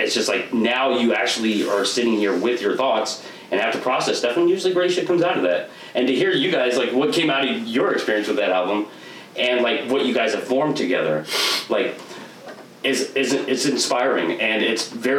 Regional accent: Portland, Oregon, United States; moved away as an adult; now in Vancouver, United States; I grew up in Portland. I've only lived in Vancouver for, like, the last 8 years

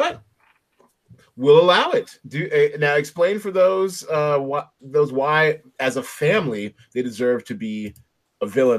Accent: Seattle, Washington, United States; also born or lived in New York; I was born in New York, but we defected to Seattle, you know, when I was like 3 and a half. So my first memories of anything were the day we got to Seattle. So I grew up in Seattle. I claimed Seattle.

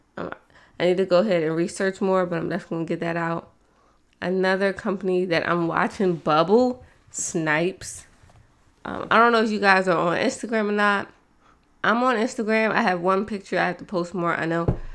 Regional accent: East Coast, United States; I'm from the East Coast

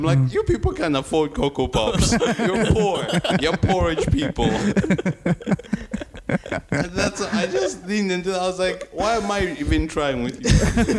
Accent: Zambia; moved away; I'm from Zambia, dude.

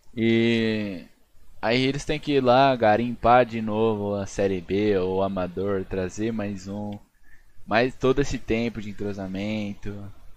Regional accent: Brazil; A gente é brasileiro

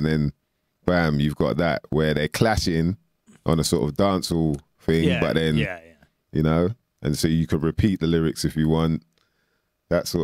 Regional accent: London, United Kingdom; I'm from West

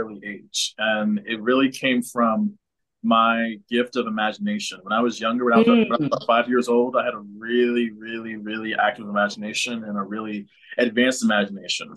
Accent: San Antonio, Texas, United States; I am born and raised in San Antonio

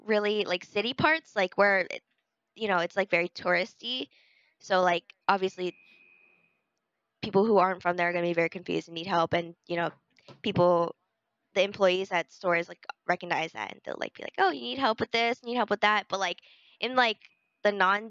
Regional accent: United States; as an American

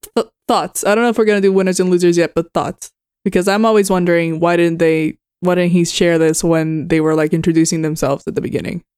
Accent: Puerto Rico; now in Texas, United States; I'm from Puerto Rico, which is a very humid climate

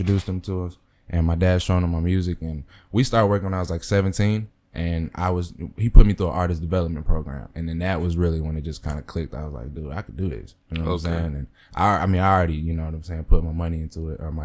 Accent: Mesquite, Texas, United States; I went to school out of Mesquite. I'm from Mesquite.

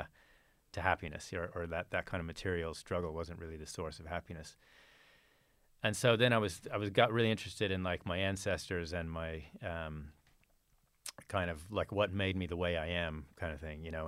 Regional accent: Fort Worth, Texas, United States; I was raised in, in Texas, in Fort Worth, Texas

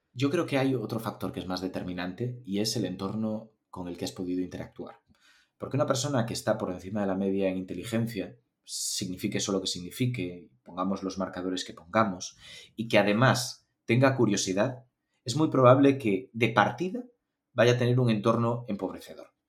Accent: Galicia, Spain; yo estudié en Galicia, yo soy gallego

